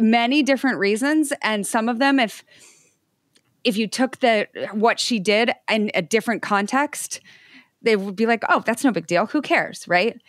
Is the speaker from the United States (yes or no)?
yes; Idaho, United States; I grew up in Idaho